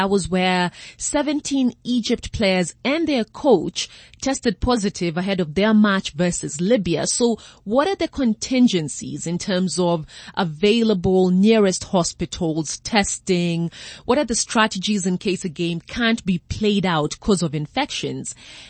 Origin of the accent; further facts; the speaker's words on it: Kenya; as a Kenyan